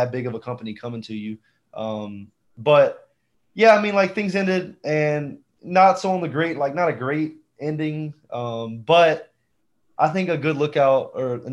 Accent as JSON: {"language": "English", "region": "Georgia", "country": "United States", "tie": "born or raised there", "also_born_or_lived": "South Beach, Florida", "moved": "as an adult", "said": "I moved back to my hometown where I grew up"}